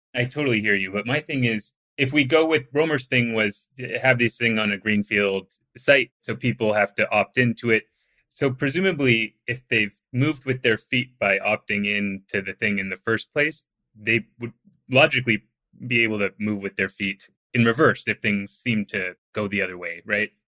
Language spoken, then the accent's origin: English; outside Vancouver, British Columbia, Canada; I'm from outside Vancouver